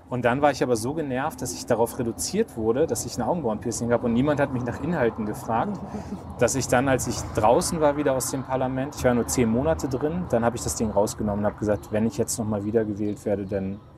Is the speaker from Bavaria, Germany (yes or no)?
no; Munster, Lower Saxony, Germany; Nee, ist einer meiner häufigsten Sätze. Munster, nicht Münster.